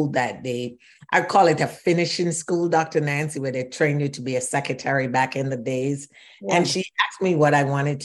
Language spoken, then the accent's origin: English; Kingston, Jamaica; moved away as an adult; also born or lived in Shawnee Mission, Kansas; now in United States; I was born in Kingston, Jamaica, and came to this country at the age of 19.